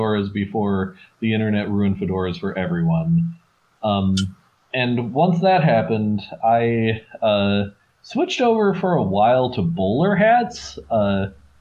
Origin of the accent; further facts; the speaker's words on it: Wisconsin, United States; walking through the streets of my hometown, a small town in Wisconsin